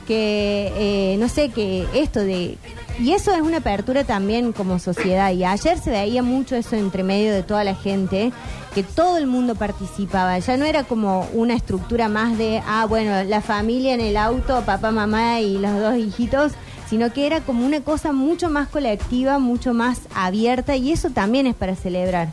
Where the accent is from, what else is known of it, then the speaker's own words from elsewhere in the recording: Argentina; nos define como argentinos